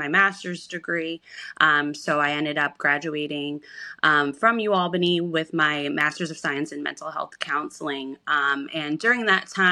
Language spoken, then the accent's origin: English; Schenectady, New York, United States; we're from Schenectady, New York